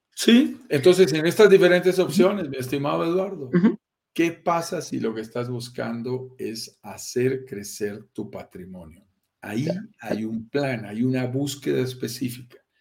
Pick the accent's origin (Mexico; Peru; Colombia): Colombia; Andes mountains, Andean region; accent: Colombian; Soy colombiano, lo notarás en mi acento, nací en estas montañas de los Andes